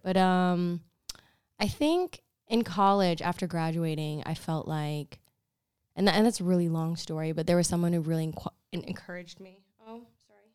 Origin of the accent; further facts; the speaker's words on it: Dallas, Texas, United States; also born or lived in Amarillo, Texas / Plano, Texas; I was born in Amarillo, grew up in Dallas, so mostly lived in Plano